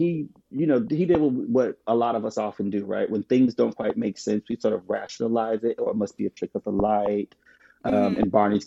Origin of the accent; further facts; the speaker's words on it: United States; growing up in America